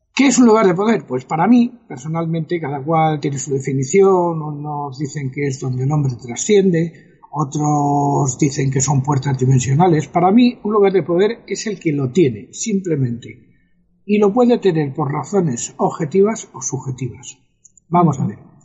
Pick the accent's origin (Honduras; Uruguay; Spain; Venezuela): Spain; El Escorial, Community of Madrid; el monasterio del Escorial, que como tú sabes, es mi pueblo.